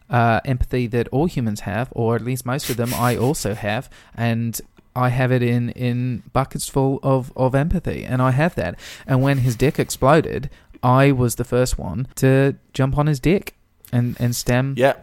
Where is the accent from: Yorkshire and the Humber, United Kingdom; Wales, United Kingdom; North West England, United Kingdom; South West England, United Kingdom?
South West England, United Kingdom; Swindon; if you could tell me why you insist on thinking that I'm from New Zealand when I have told you multiple times that I am from Swindon.